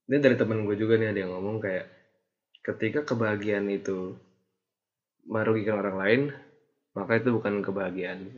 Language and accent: Indonesian; Jakarta, Indonesia; now in Bandung, Indonesia; asal SMA Jakarta yang kayak emang orang-orangnya beda